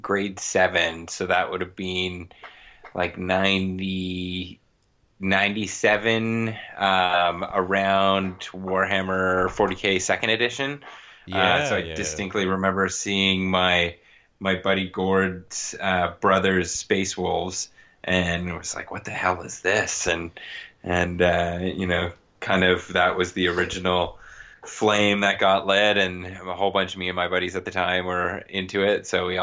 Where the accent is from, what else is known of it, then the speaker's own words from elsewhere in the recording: Toronto, Ontario, Canada; moved away as an adult; also born or lived in West Coast, Canada; I'm originally from Ontario, Canada, from the Toronto area. I mean, moved out to the West Coast and about 10 years ago